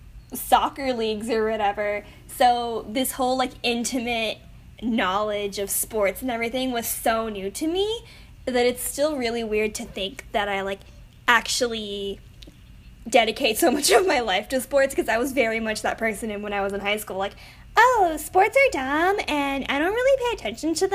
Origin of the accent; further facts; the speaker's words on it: San Antonio, Texas, United States; I'm from San Antonio